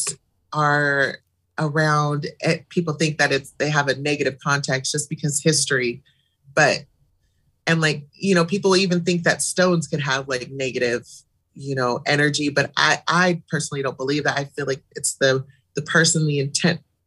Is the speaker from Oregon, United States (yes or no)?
yes; Eugene, Oregon, United States; I was born and raised in Eugene